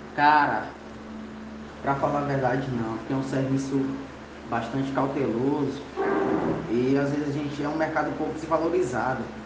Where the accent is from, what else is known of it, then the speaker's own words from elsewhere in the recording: São Luís, Maranhão, Brazil; Sou de São Luís, São Luís Maranhão